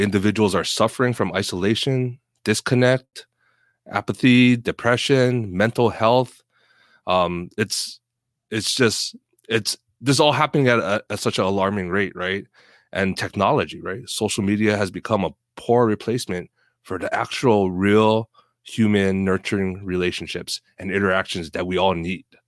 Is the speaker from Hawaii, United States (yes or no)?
yes; Oahu, Hawaii, United States; born or raised there; moved away as an adult; now in Seattle, United States